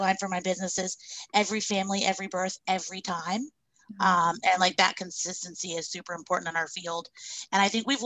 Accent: Charlotte, North Carolina, United States; I was born and raised in Charlotte and I am doing my doula practice here now.

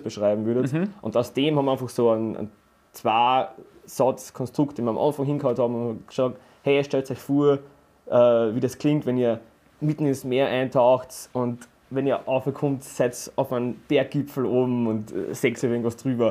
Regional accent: Carinthia, Austria; wir kommen aus Kärnten, also der Johnny und ich sind ja, ja. wahre Kärntner Buren

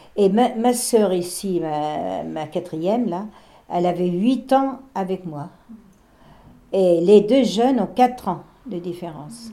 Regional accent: Barbâtre, Pays de la Loire, France; chez nous à Barbate, les, les, Allemands, ils étaient dans notre classe. On allait à l'école dans une petite maison.

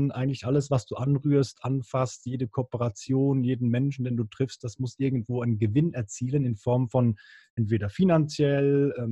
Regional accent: Bern, Switzerland; Früher als Berner, Berner war ja schlimmer als Holland, da hast du äh, zwischendurch mal ein bisschen Gras geraucht

